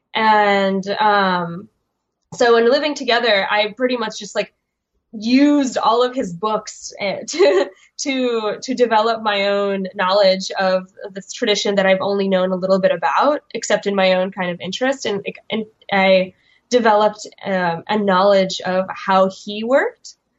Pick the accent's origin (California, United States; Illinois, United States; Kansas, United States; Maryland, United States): Illinois, United States; Chicago; also born or lived in Kyiv, Ukraine; I grew up um, in Chicago, but with a entirely Russian speaking um, family